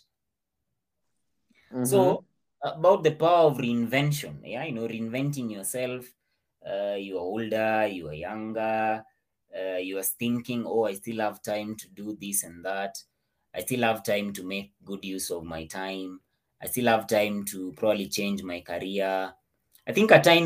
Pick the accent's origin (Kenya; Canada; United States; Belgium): Kenya; I was born in Kenya.